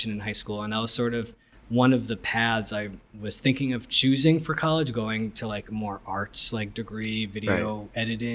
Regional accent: Woodbury, Connecticut, United States; I grew up, or my hometown is Woodbury, Connecticut, which is in the western part of Connecticut

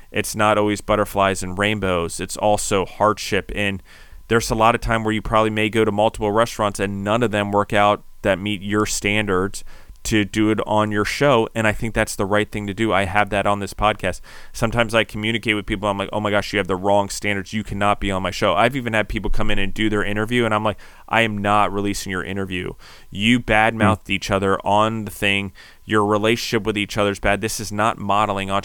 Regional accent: Maryland, United States; also born or lived in Denver / New York / District of Columbia, United States; I was from Denver, but ultimately people can tell I've spent a lot of time in New York, even though I grew up in Maryland. But I did grow up on a farm in, in DC

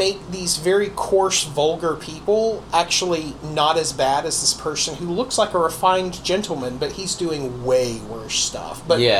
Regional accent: North Carolina, United States; born or raised there

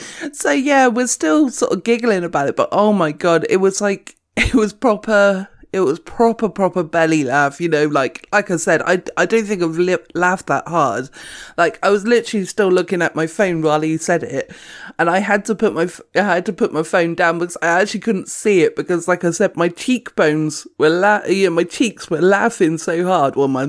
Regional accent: United Kingdom; You know, I'm a British person, so I'm fine, is what I'm going to say from now on.

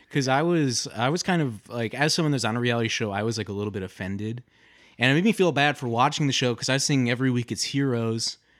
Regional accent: Detroit, Michigan, United States; I'm from a suburb outside of Detroit, Michigan

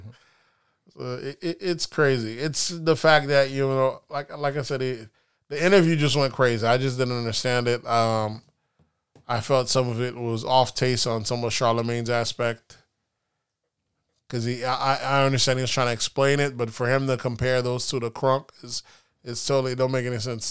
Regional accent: United States; we're a very litigious country.

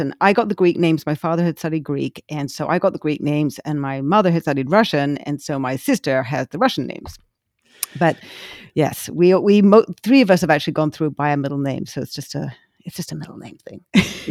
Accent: England, United Kingdom; now in United States; when I was growing up in England

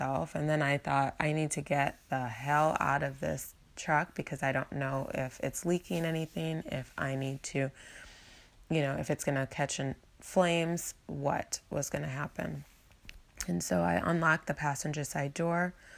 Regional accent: Ann Arbor, Michigan, United States; moved away as an adult; also born or lived in Las Vegas; back to Michigan to come return to my hometown of Ann Arbor

